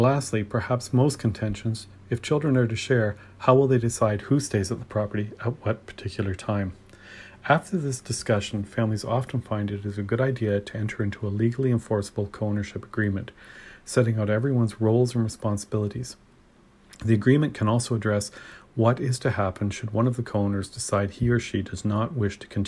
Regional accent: Ontario, Canada; I'm from Ontario

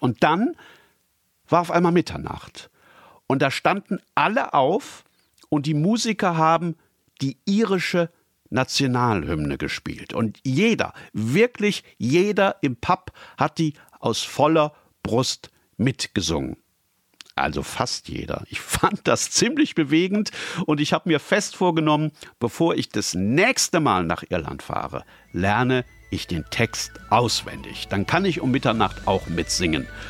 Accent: Germany; bei uns in Deutschland

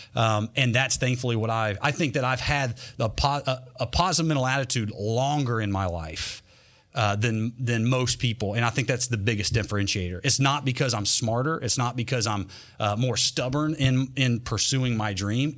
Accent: North Carolina, United States; also born or lived in Berea, Kentucky / Clay City, Kentucky; I'm from North Carolina

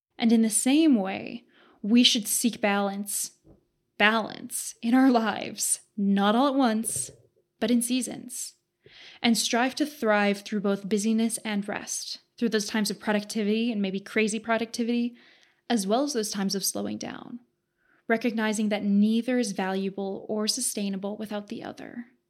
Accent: Southern Alberta, Canada; I'm from Southern Alberta, Canada

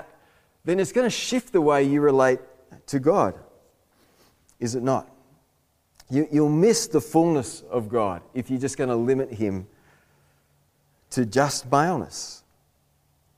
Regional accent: Australia; I'm an Aussie male

